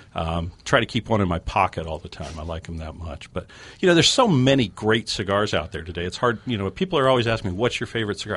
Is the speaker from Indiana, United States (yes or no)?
no; Colorado, United States; moved away; I grew up in Colorado, uh, fly fishing out there.